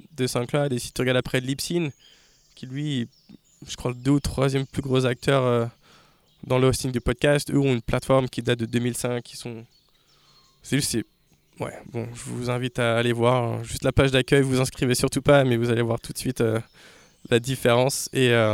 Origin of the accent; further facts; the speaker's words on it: Laval, Pays de la Loire, France; also born or lived in New York; now in Laval, France; je viens de Laval